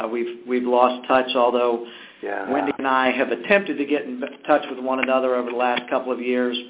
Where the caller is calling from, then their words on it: Lancaster, Pennsylvania, United States; Lancaster, Pennsylvania. That's where Auntie Anne's is headquartered.